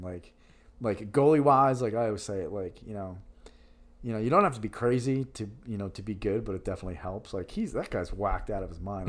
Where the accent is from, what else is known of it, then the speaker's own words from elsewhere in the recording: Yorktown, New York, United States; moved away as an adult; now in Philadelphia, United States; I'm a New Yorker. I'm proud of where I'm from, Yorktown, New York, Hudson Valley, New York